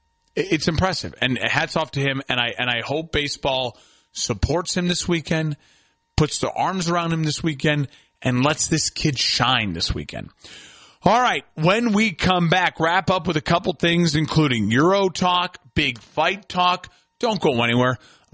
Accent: United States; as an American

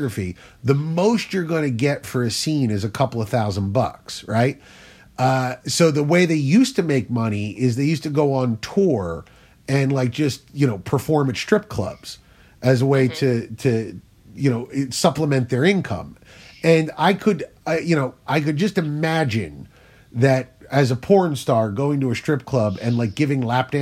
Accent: New Jersey, United States; I'm from South Jersey, but we're not that South

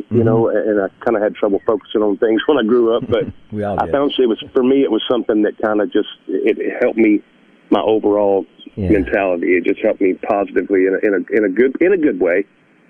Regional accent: Sylvan Springs, Alabama, United States; I grew up right outside of Birmingham in the big town of Sylvan Springs.

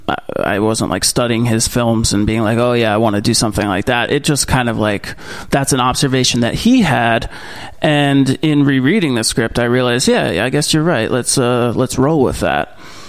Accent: Manhattan, New York, United States; also born or lived in New Jersey; grew up a little bit in Manhattan, so it wasn't too much of a culture shock. I wasn't born in Vermont. I was born in New Jersey, so I'm kind of all over the place.

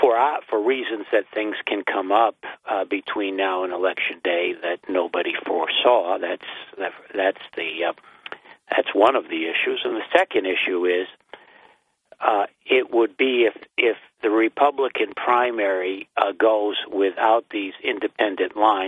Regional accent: Binghamton, New York, United States; I'm from Binghamton.

